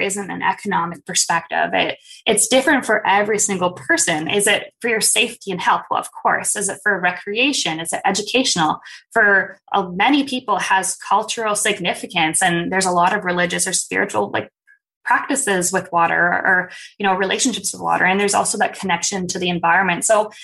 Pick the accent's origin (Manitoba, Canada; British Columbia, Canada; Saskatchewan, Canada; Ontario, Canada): Manitoba, Canada; Winnipeg; I grew up here in Winnipeg